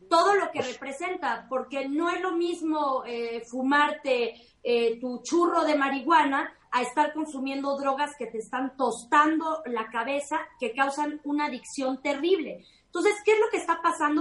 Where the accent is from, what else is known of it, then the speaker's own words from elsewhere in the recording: Mexico; como mexicanos